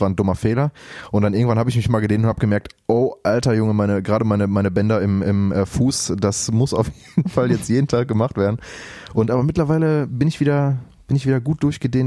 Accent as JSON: {"language": "German", "town": "Lünen", "region": "North Rhine-Westphalia", "country": "Germany", "tie": "born or raised there", "said": "ich war auch in meinem, in meinem, in meinem Heimatdorf in Brambauer"}